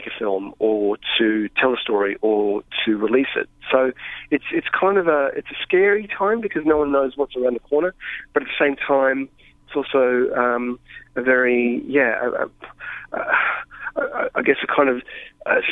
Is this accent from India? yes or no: no; Australia; as an Australian filmmaker